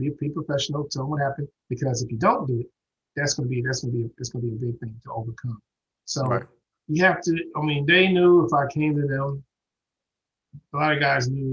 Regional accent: Houston, Texas, United States; moved away; that was my hometown. Right. I mean, I grew up there

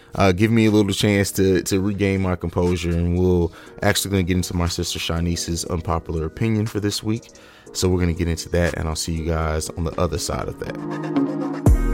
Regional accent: Columbus, Ohio, United States; my home state of Columbus, Ohio

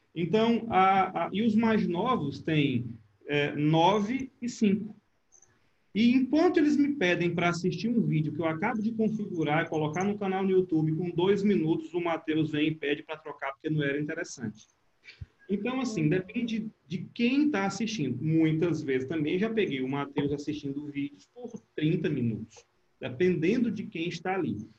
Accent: Brazil; o tempo que eu morei fora, quando eu dizia, ah, eu sou brasileiro

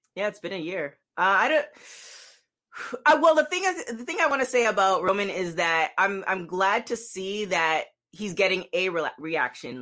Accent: Toronto, Ontario, Canada; now in Los Angeles, United States; Toronto, born

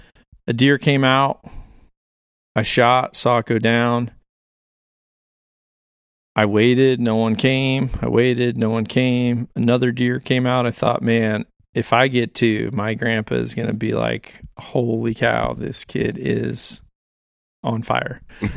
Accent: Illinois, United States; Granted, I'm from Northern Illinois.

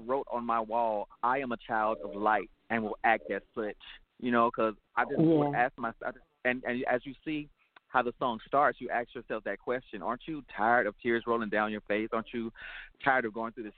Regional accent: Atlanta, Georgia, United States; a native of Atlanta, Georgia, and I'm a proud ATLian.

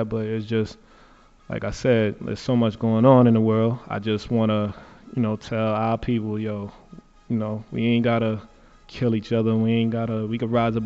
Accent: New York City, New York, United States; I'm from Bed-Stuy, Brooklyn, out of Marcy Projects.

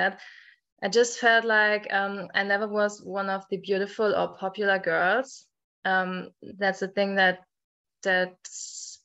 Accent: Germany; English is a second language; I'm from Germany. I think most Germans can hear

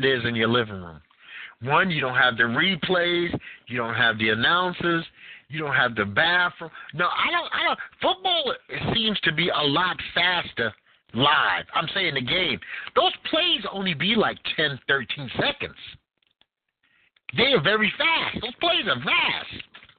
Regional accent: New York, United States; being such a New Yorker

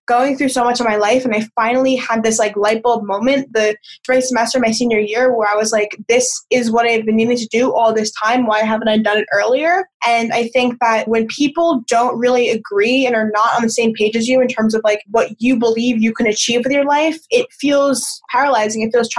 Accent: New York, United States; moved away as an adult; now in California, United States; I think for college, I moved cross country. So I moved from New York to California.

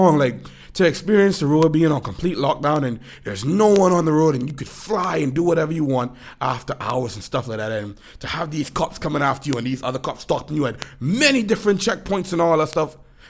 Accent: Florida, United States; I, as a fella who also had an experience growing up in Florida

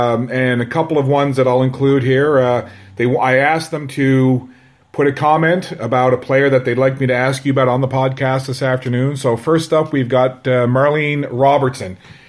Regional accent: St. John's, Newfoundland and Labrador, Canada; moved away; being a Newfoundlander originally from St. John's

